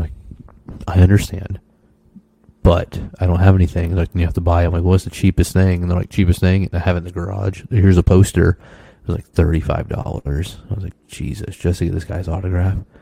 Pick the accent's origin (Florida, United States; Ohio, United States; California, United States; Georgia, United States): Florida, United States; moved away; I'm from Florida, the flattest state